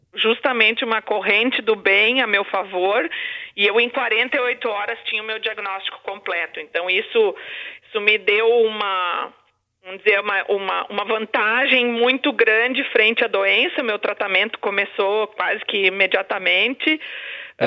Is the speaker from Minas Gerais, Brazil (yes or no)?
no; Santa Cruz do Sul, Rio Grande do Sul, Brazil; moved away as an adult; now in Florianópolis, Brazil; em Santa Cruz, que é a minha cidade natal